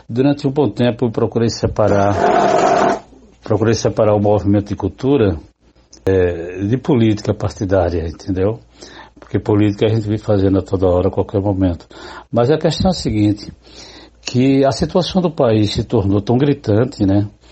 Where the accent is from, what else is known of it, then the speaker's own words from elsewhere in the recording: Cajazeiras, Paraíba, Brazil; moved away; also born or lived in Recife; sou paraibano, nascido em Cajazeiras